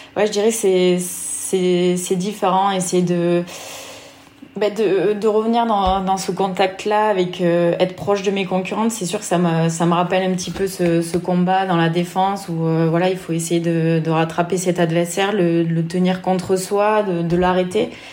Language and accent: French; Lozère, Occitania, France; moved away as an adult; also born or lived in Nantes / Vichy; C'est là où j'ai grandi